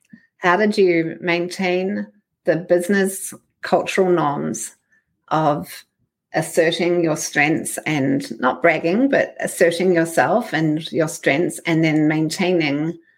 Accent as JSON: {"language": "English", "country": "New Zealand", "tie": "born or raised there", "moved": "yes", "said": "when I grew up in New Zealand"}